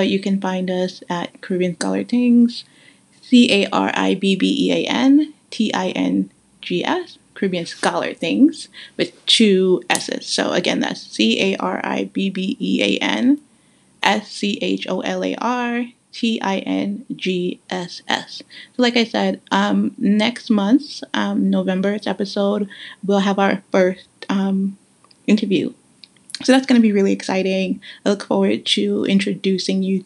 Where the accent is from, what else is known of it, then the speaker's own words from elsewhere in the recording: New York City, New York, United States; also born or lived in Guyana; having grown up in New York City